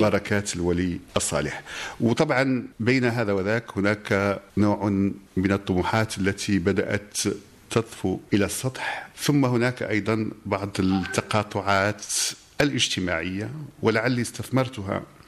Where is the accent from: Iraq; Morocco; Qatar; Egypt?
Morocco; بلدنا المغرب